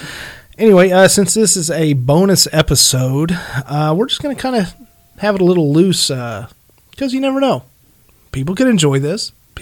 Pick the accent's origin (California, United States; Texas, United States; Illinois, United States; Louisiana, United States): Illinois, United States; accent: southern; I'm originally from Illinois, and I'm sure you can't quite tell that because I'm starting to have a really big southern redneck accent, which I'm completely okay with.